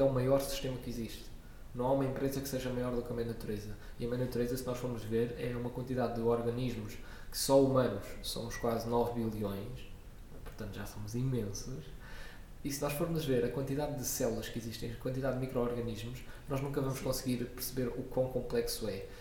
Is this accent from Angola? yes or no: no; Lisbon, Portugal; also born or lived in Coimbra; Eu nasci em Coimbra e vivi lá dois anos, mas entretanto vim para Lisboa.